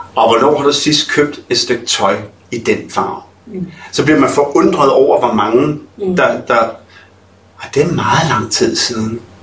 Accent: Ølstykke, Capital Region of Denmark, Denmark; also born or lived in Nørrebro, Copenhagen; now in Copenhagen, Denmark; Jeg er fra Ølstykke, Ølstykke mm. Stationsby

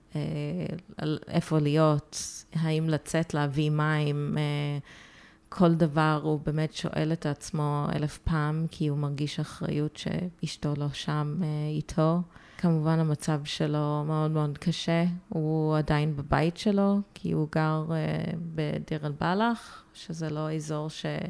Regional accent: United States; born or raised there; moved away as an adult; also born or lived in Haifa, Israel; now in Tel Aviv, Israel

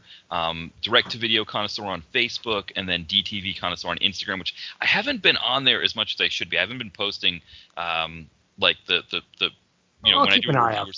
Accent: Portsmouth, New Hampshire, United States; my hometown in Portsmouth, New Hampshire

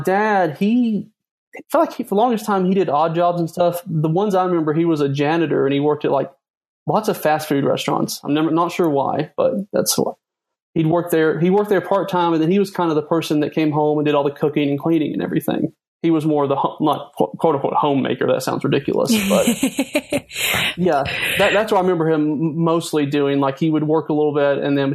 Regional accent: Western North Carolina, United States; I grew up in Western North Carolina

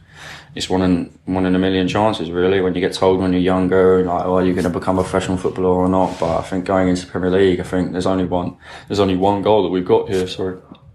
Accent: Charlton, London, United Kingdom; As growing up in Charlton as well, like you know about Luton, so it's like, you can't dismiss it, really.

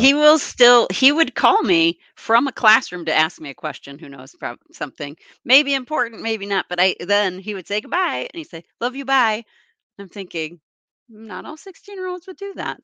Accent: East Coast, United States; now in Wisconsin, United States; grew up on the East Coast.

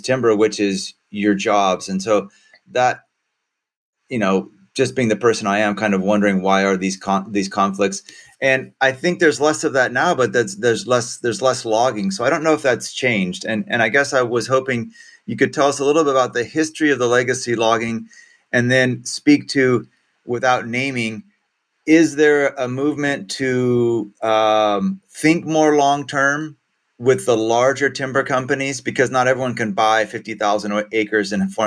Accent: Central Valley, then Sebastopol, California, United States; also born or lived in Humboldt State (Arcata, California); growing up in the Central Valley, and then in Sebastopol

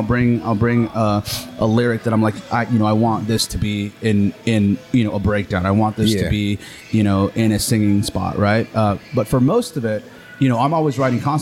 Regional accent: Honduras; moved away; growing up in Honduras

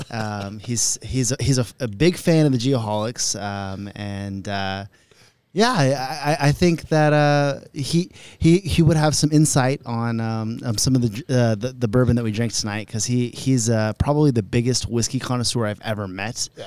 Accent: Oregon, United States; I mean, well, we're from Oregon, so it's a big microbrewery area.

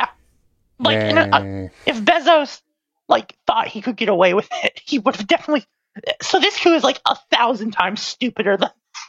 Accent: United States; As an American.

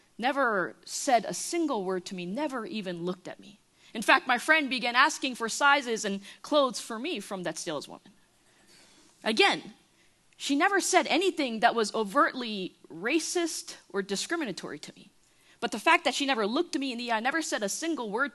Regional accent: United States; accent: East Coast; moved away as an adult; now in Irving, Texas, United States; I was born and raised in the New York, New Jersey area. And so I bleed East Coast. Everything about me screams East Coast. It's in the way I talk

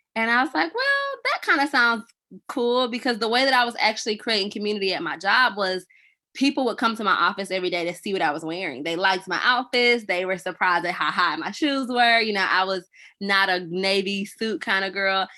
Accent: Atlanta, Georgia, United States; now in Nashville, United States; I'm actually from Atlanta

